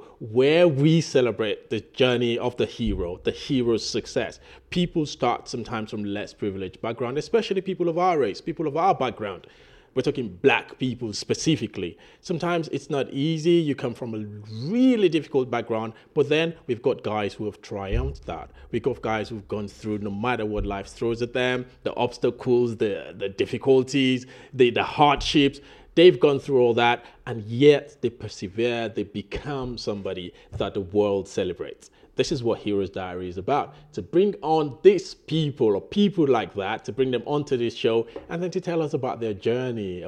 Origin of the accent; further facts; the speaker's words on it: Nigeria; I'm Nigerian